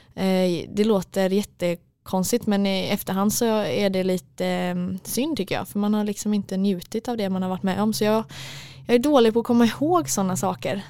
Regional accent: Mölndal, Västra Götaland, Sweden; moved away as an adult; now in Stockholm, Sweden; i Mundal där vi kommer ifrån

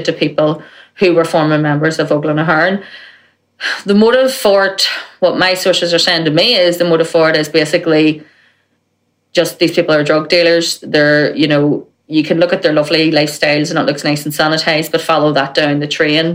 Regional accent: Belfast, Northern Ireland, United Kingdom; when I was growing up in West Belfast

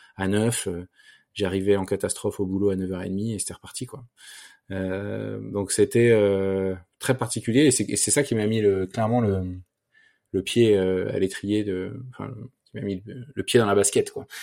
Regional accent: Versailles, Île-de-France, France; j'ai grandi à Versailles dans un environnement assez privilégié

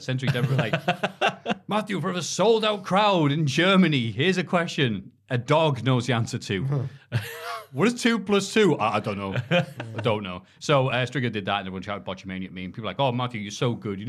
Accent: Canada; Sacre bleu. We are Canadian.

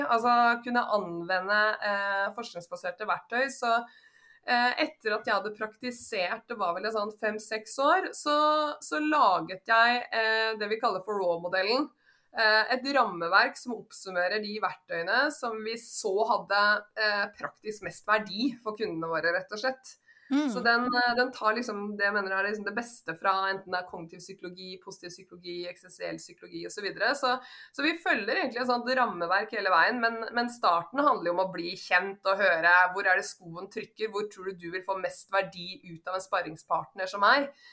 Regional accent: Kongsvinger, Innlandet, Norway; now in Oslo, Norway; Jeg kommer opprinnelig fra Kongsvinger. Men jeg har bodd nå i Oslo de siste 20 årene

